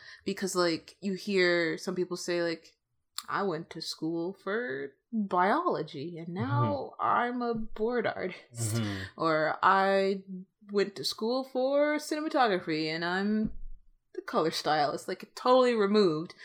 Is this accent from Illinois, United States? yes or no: yes; Chicago, Illinois, United States; moved away as an adult; I'm from Chicago originally, then I came out here to do animation stuff